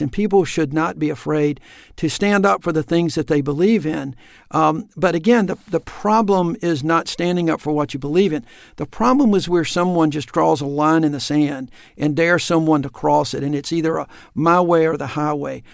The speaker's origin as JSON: {"language": "English", "region": "Alabama", "country": "United States", "tie": "born or raised there", "said": "the same kind of religion that I grew up with in the Methodist Church in Alabama"}